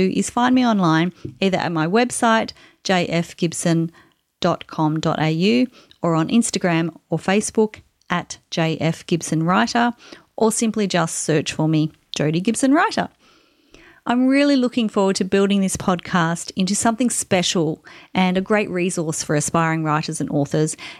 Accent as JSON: {"language": "English", "country": "Australia", "said": "I'm an Australian author of contemporary women's fiction"}